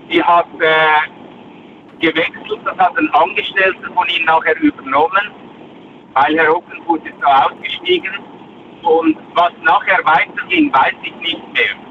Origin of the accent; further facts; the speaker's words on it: Switzerland; bei uns in der Schweiz